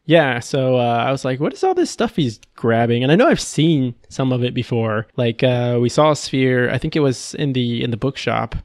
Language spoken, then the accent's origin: English; Texas, United States; I'm from Texas, born and raised